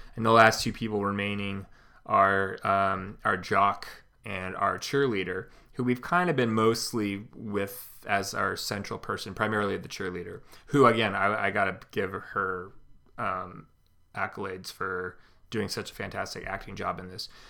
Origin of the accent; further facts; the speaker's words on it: California, United States; now in Midwest, United States; where I grew up in California